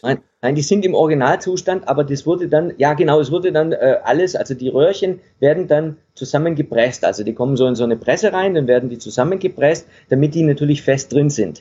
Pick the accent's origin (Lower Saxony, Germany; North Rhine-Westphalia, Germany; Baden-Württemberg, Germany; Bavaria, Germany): Baden-Württemberg, Germany; Stuttgart area; moved away as an adult; now in Denmark; ursprünglich komme ich aus dem Stuttgarter Raum. Ja. Das ein bisschen teilweise, ne? Und bayerisch, äh, äh, baden-württembergischen Raum, in dem Raum bin ich groß geworden